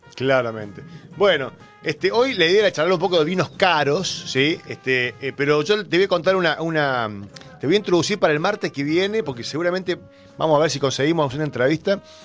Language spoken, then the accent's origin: Spanish; Córdoba, Argentina; somos cordobeses